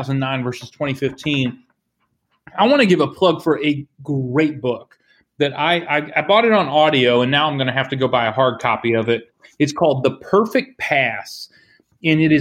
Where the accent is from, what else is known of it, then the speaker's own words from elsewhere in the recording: near Mount Pleasant, Iowa, United States; moved away; right up the road from where I grew up in Mount Pleasant, Iowa, at Iowa Wesleyan College